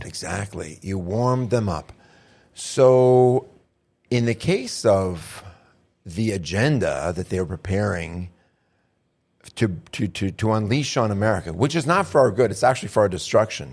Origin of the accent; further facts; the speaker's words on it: United States; I'm an American